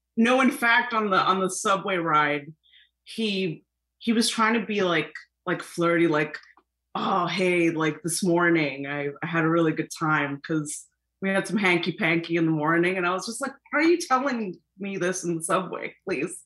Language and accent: English; New York City, New York, United States; I'm from Flushing